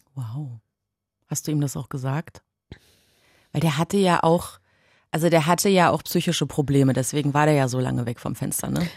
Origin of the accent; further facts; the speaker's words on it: Berlin, Germany; Wir Berliner